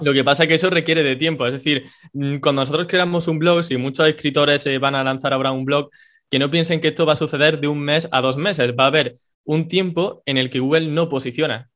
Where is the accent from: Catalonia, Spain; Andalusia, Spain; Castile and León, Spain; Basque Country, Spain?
Andalusia, Spain; Córdoba; soy un chico de Córdoba, en España